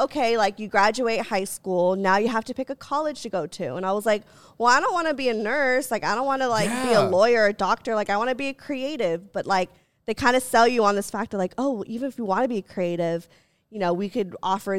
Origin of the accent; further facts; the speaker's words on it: Los Angeles, California, United States; I'm from LA.